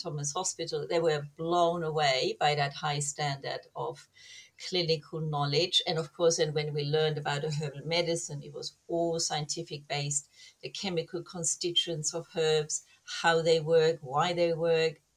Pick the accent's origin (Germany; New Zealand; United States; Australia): Germany; moved away; I grew up in Germany